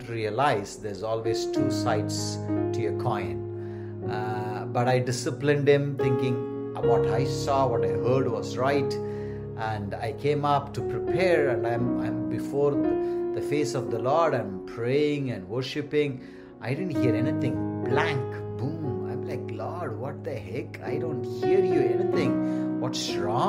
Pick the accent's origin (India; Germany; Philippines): India; moved away; our dear, lovely country, India